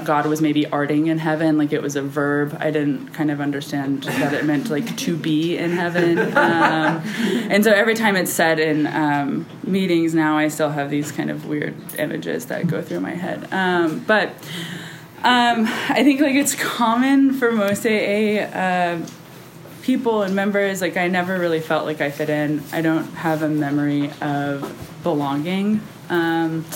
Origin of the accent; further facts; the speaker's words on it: Kerrville, Texas, United States; also born or lived in Austin, Texas; I grew up in Kerrville. I lived there till I was 13